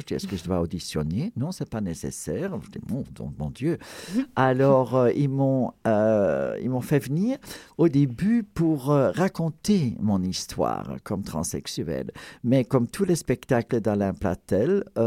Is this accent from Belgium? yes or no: yes; Ghent, Flanders, Belgium; first language Flemish; French is a second language; ma ville natale, Gand, en Belgique